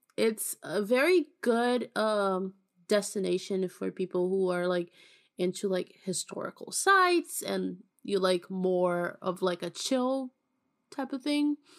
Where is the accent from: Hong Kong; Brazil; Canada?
Brazil; accent: Brazilian; speak Portuguese with my beautiful Brazilian accent